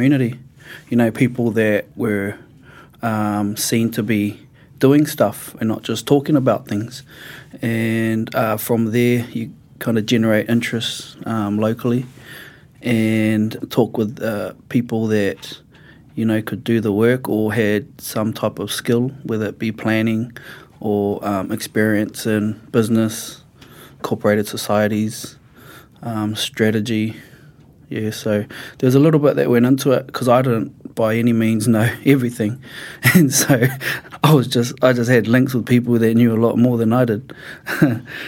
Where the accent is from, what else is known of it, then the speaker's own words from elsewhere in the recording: Te Awamutu, Waikato, New Zealand; I grew up in Te Awamutu.